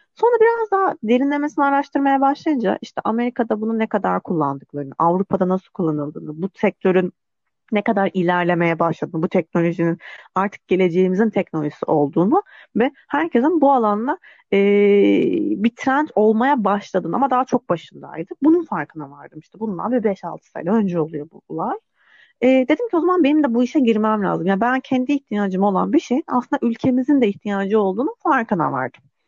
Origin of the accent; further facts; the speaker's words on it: Aydın, Turkey; moved away as an adult; also born or lived in Istanbul; 1990'da Aydın'da doğdum. Ee, ailem hala daha Aydın'da yaşıyor